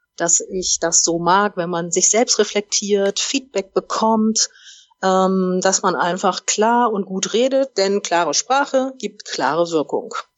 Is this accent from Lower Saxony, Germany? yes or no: yes; Oldenburg, Lower Saxony, Germany; moved away; also born or lived in Munich / Hamburg; Ich komme ursprünglich aus Oldenburg, bin dann über München nach Hamburg gegangen